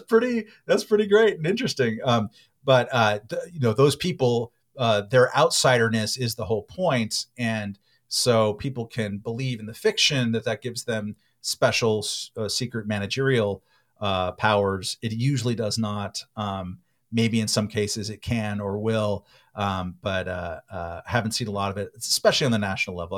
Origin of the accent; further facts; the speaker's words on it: California, United States; I'm a Californian and I'm an American